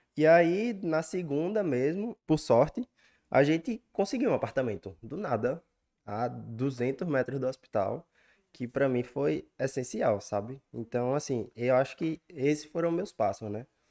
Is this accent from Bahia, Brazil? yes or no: yes; Remanso, Bahia, Brazil; also born or lived in Recife; now in São Paulo, Brazil; eu vim do interior da Bahia, de Remanso, uma cidade muito pequena, para a capital, Recife.